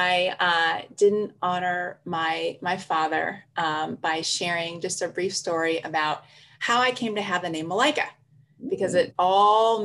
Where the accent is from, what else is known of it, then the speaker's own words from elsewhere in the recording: Tuskegee, Alabama, United States; I'm from Tuskegee.